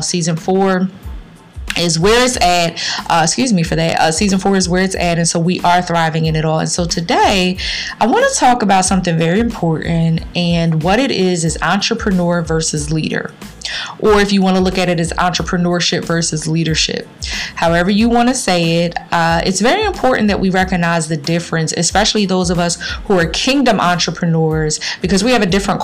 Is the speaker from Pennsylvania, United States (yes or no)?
yes; Philadelphia, Pennsylvania, United States; my city, my hometown of Philadelphia